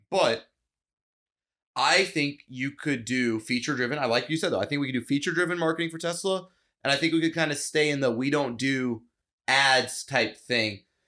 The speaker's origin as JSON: {"language": "English", "country": "United States", "said": "I'm American"}